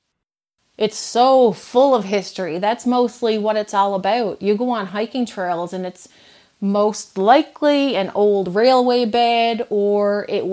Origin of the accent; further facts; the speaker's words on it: Bay Roberts, Newfoundland and Labrador, Canada; moved away as an adult; also born or lived in Alberta; now in Heart's Delight, Canada; I grew up in the Bay Roberts area in Country Road, and I moved back to Newfoundland about approximately 11 years ago.